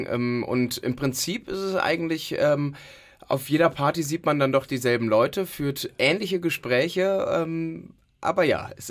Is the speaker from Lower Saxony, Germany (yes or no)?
no; Cologne, North Rhine-Westphalia, Germany; das gehört ja dazu als echter Kölner